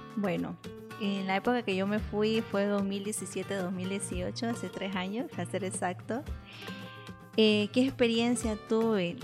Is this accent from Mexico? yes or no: no; Bolivia; also born or lived in Basque Country, Spain; como los bolivianos que somos calientitos